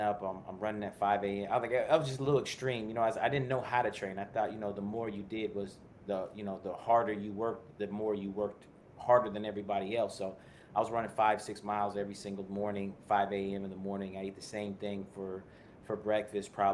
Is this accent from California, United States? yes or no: yes; Bay Area, California, United States; also born or lived in Portland, Oregon / Livermore, California / Tracy, California / Sacramento, California; I moved to California, 4 or 5 years old. We started moving out through California, various parts throughout the Bay Area. I went to high school in the Tri-Valley, which is Livermore, Granada High School